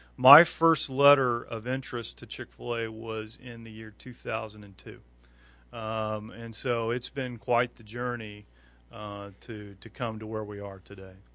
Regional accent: Indiana, United States; moved away as an adult; also born or lived in Fort Wayne, Indiana / West Michigan; now in Grand Rapids, United States; We we both grew up in Indiana, uh, but we moved our family to uh, beautiful West Michigan in the year 2000

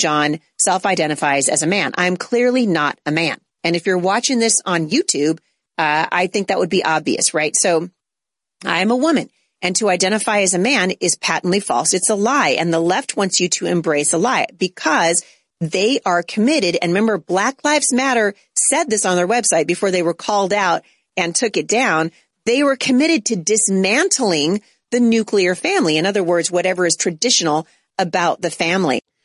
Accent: United States; As an American, as a citizen of the United States

